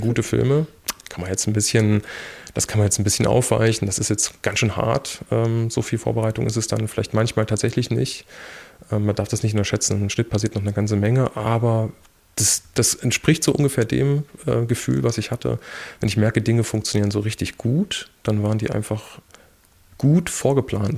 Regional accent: Erfurt, Thuringia, Germany; also born or lived in Weimar / Australia; ich bin ja Erfurter.

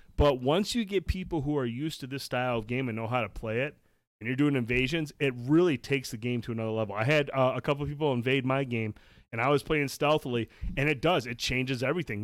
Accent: Shields, Michigan, United States; I grew up in Shields.

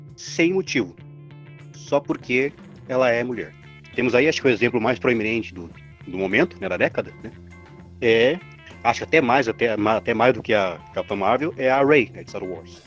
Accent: Paulista, São Paulo, Brazil; sou paulista

